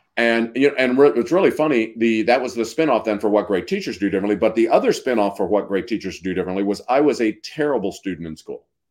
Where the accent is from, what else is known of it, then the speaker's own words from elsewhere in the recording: Missouri, United States; I'm from Missouri, where Washington has an R